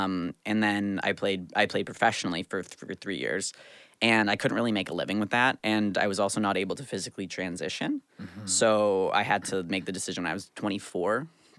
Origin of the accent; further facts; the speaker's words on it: Canada; as like a Canadian hockey player. I started at 9